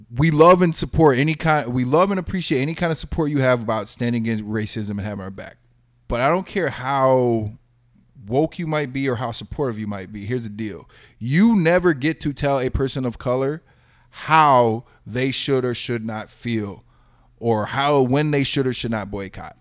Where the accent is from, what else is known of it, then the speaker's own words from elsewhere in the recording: Texas, United States; growing up in Texas